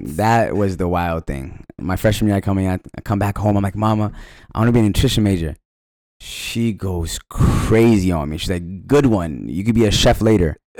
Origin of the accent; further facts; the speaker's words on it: Falls Church, Virginia, United States; moved away as an adult; now in Los Angeles, United States; I was born and honest in Virginia, raised in Falls Church